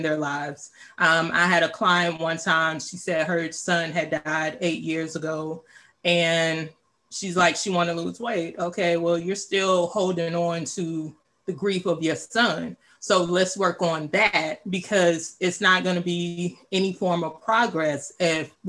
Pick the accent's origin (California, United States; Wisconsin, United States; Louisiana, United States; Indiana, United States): Louisiana, United States; moved away as an adult; also born or lived in Dallas, Texas / Washington, District of Columbia, United States / Virginia; now in Maryland, United States; I'm originally from Louisiana, went to college in Dallas. I moved to the DMV area in 2003. I've been here ever since.